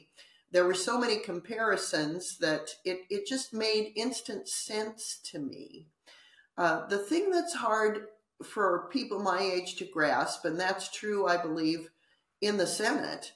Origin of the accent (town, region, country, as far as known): United States